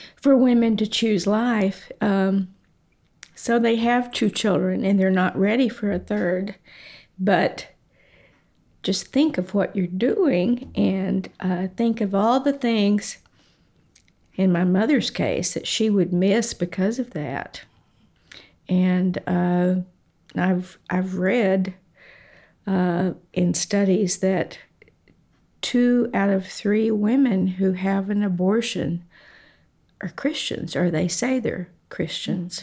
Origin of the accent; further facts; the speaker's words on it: Comanche, Texas, United States; I was born in Comanche, Texas, which is a small little town in Texas, about 4,000 people